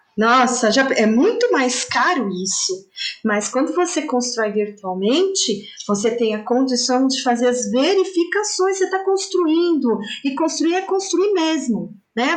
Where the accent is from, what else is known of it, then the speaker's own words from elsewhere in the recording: São Paulo, Brazil; residente aqui na capital, aqui em São Paulo